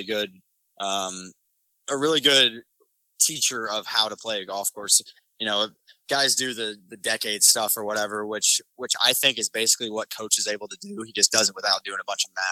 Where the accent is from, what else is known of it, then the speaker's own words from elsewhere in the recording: Oklahoma City, Oklahoma, United States; I'm from Oklahoma City